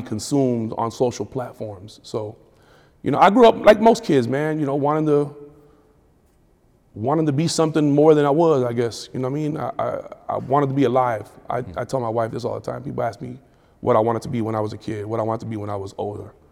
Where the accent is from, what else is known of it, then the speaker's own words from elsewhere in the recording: Miami, Florida, United States; also born or lived in Tampa, Florida / Jacksonville, Florida / Detroit, Michigan / New York; now in Atlanta, United States; Born and raised in Miami.